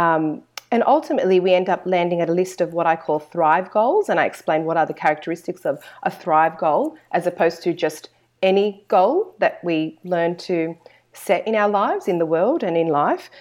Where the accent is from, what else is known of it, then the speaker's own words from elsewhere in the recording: Sydney, New South Wales, Australia; I was born in Australia, um, and I'm very fortunate to have Christian parents who raised my older brother and I in the church, um, here in Sydney, Australia